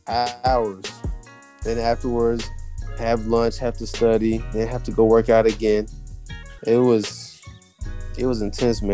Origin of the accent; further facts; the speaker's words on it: Killeen, Texas, United States; also born or lived in El Paso, Texas / Germany; now in Houston, United States; go to school in my hometown in Killeen.